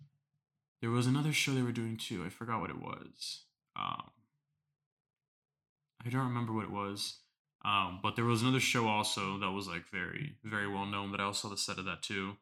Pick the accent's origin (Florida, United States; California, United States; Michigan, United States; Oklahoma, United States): Florida, United States; South; I grew up in South Florida my entire life